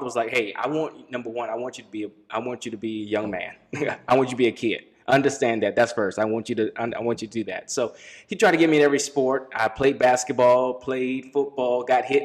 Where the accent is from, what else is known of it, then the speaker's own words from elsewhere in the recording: D.C., Maryland, United States; I grew up in Maryland, right outside Washington, D.C.